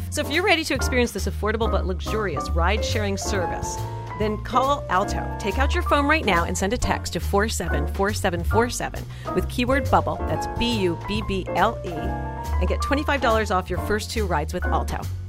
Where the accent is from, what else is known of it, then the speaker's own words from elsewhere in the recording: New York City, New York, United States; I grew up in New York City on Park